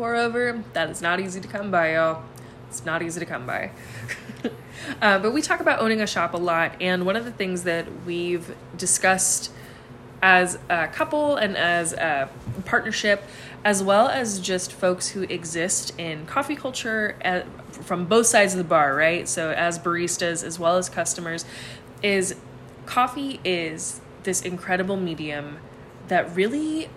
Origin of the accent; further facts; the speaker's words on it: Arizona, United States; Arizona State University, which funnily enough is actually my hometown college